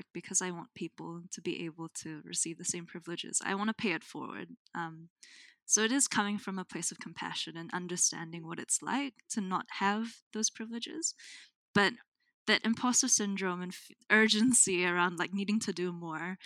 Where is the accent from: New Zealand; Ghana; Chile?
New Zealand; Auckland; also born or lived in Manila, Philippines / Antipolo, Rizal, Philippines / Brisbane, Australia; now in Hamilton, New Zealand; I was born in Manila, which is one of the biggest cities in the Philippines, and raised in Tamaki Makaurau, Auckland.